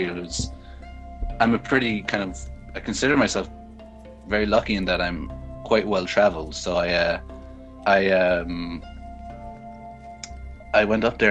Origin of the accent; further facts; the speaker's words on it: County Cork, Munster, Ireland; I'm from County Cork down in the south of Ireland.